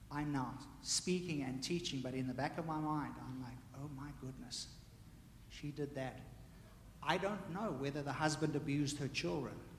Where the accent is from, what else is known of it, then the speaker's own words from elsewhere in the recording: South Africa; me growing up in South Africa